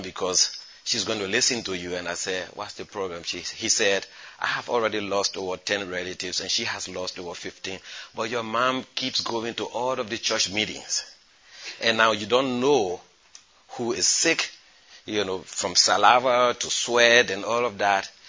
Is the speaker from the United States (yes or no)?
no; Foya, Lofa County, Liberia; moved away; also born or lived in Niger; I come from Foya in Liberia.